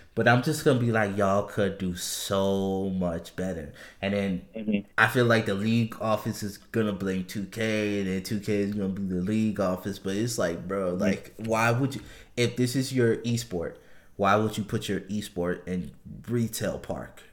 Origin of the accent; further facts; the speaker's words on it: New Orleans, Louisiana, United States; moved away; I'm originally from New Orleans